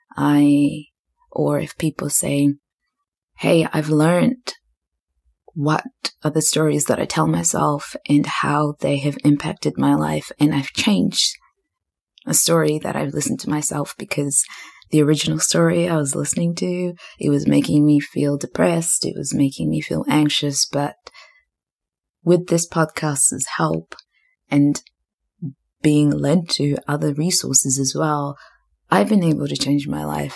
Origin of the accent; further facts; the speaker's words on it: New Zealand; moved away as an adult; also born or lived in Zimbabwe; now in Australia; I grew up in Zimbabwe and left, and we left Zimbabwe when I was 11, but I grew up in New Zealand, and now I live in Australia.